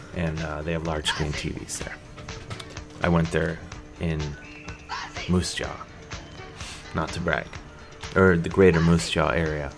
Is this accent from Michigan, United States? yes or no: no; Cleveland, Ohio, United States; now in New York City, United States; when I was a kid growing up on the mean streets of suburban Cleveland, Ohio